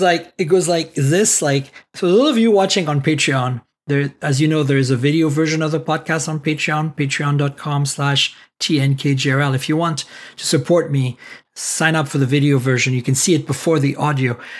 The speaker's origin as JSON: {"language": "English", "country": "United States", "said": "I'm also an American"}